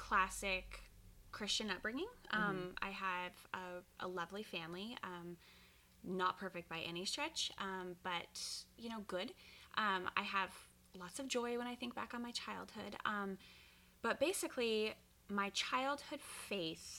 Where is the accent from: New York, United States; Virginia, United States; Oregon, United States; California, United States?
Oregon, United States; Ashland; moved away as an adult; now in West Linn, United States; I grew up in Ashland, Oregon, which is the southernmost part of Oregon